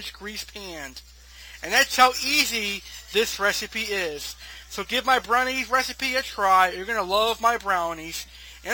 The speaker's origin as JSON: {"language": "English", "country": "United States"}